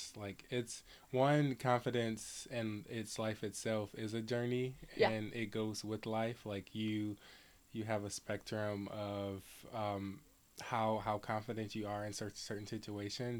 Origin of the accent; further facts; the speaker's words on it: Detroit, Michigan, United States; I am from Detroit, Michigan, just a little bit down the road from the area.